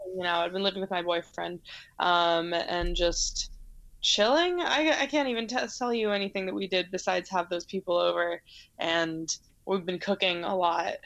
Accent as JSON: {"language": "English", "country": "United States", "said": "I'm an American"}